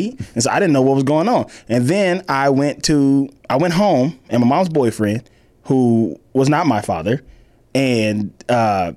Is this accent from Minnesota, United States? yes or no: no; Los Angeles, California, United States; also born or lived in Mississippi; I grew up here in L.A.